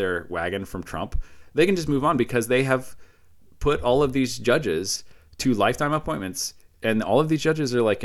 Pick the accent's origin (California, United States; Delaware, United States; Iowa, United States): Iowa, United States; I come from Iowa